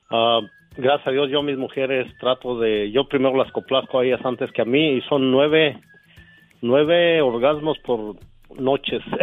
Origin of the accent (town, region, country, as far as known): Michoacán, Mexico